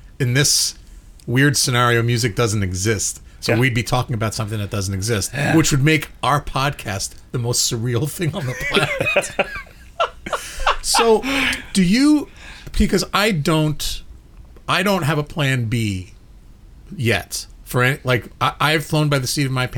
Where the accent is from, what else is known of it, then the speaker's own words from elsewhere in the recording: New York City, New York, United States; now in Indianapolis, United States; my hometown, Brooklyn, New York